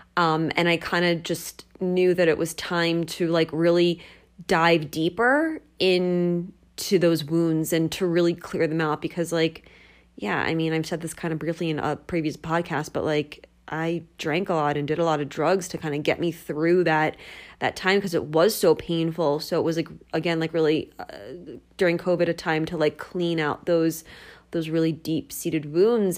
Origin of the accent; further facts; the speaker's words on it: United States; I am from the New Jersey, Philadelphia area